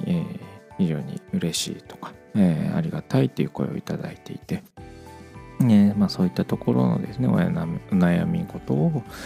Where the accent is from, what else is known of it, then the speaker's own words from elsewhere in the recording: Kochi, Japan; 7月はですね地元の高知県で、えーネゴシリアスプレーのワークショップのファシリテーターをさせてもらう機会があったり